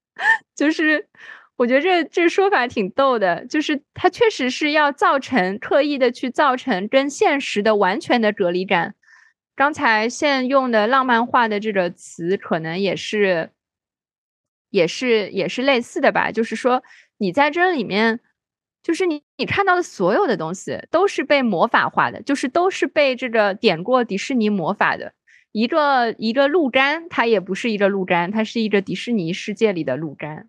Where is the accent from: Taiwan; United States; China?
China; Shanghai; 我作为一个上海人